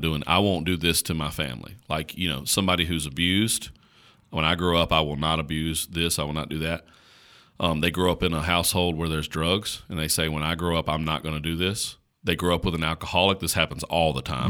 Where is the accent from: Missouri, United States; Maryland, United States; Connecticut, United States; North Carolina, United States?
North Carolina, United States; Caswell County; accent: slow drawl; I grew up in Caswell County, North Carolina